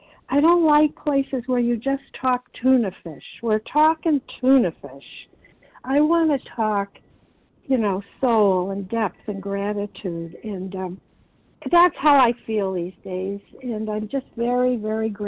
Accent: Illinois, United States; moved away; I'm originally from Illinois

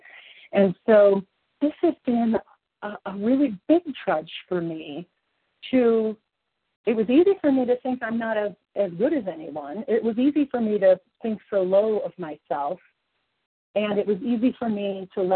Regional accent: Kentucky, United States; now in Colorado, United States; You are from my home of origin. I was born in Kentucky.

